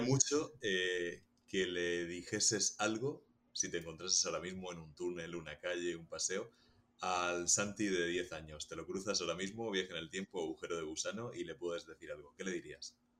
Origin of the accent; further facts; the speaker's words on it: Region of Murcia, Spain; la gente que somos de Murcia o que salimos de Murcia